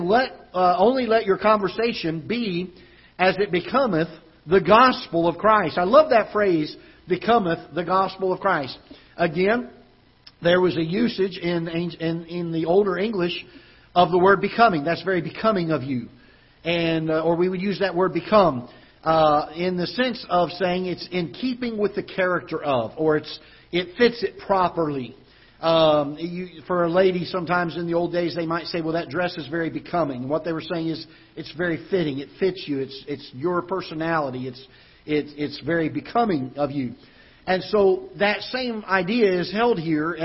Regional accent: Florida, United States; now in Festus, United States; growing up in Florida, we had hurricanes down there quite often when I was growing up

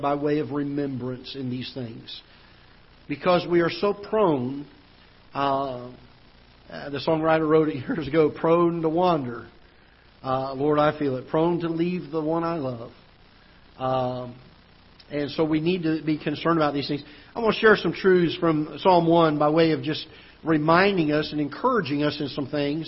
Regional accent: Florida, United States; now in Festus, United States; I grew up in Florida

